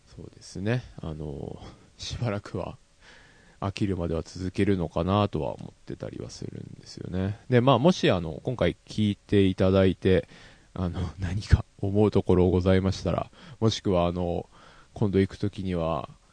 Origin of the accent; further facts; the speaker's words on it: Yamanashi, Japan; 地元山梨